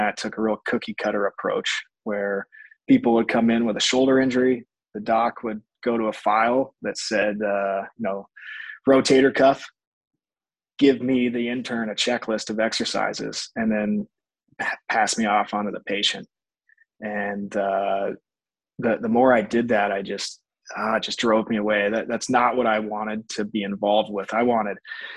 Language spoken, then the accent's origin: English; Spokane, Washington, United States; moved away as an adult; also born or lived in Boise, Idaho; now in Nampa, United States; I grew up in Spokane, Washington